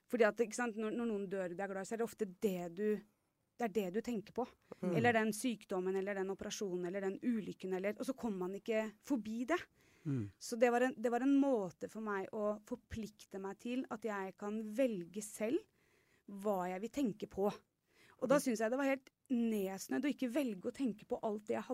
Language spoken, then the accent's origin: Norwegian; Horten, Vestfold, Norway; er fra Horten.